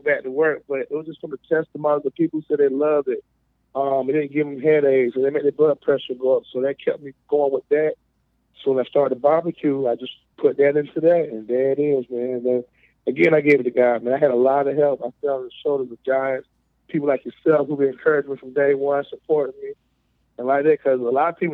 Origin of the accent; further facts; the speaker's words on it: Greenville County, South Carolina, United States; I'm born and raised in South Carolina, Greenville County